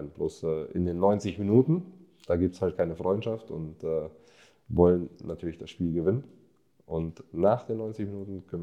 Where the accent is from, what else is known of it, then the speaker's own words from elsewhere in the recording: Munich, Bavaria, Germany; born there; ich fühle mich als, als Deutscher, ich bin in, in München geboren, äh, lebe die ganze Zeit schon hier.